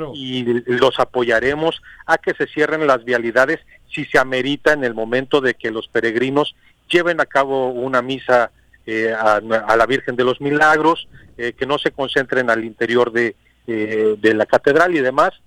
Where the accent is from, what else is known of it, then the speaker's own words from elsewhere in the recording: Morelos, Mexico; somos mexicanos, somos morelenses